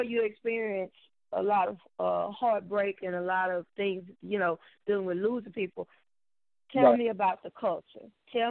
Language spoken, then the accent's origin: English; Houston, Texas, United States; also born or lived in Pasadena, Texas; we came to Houston. We moved from Pasadena, which was predominantly Hispanic, you know, and then moved to South Park, Houston. To all the way black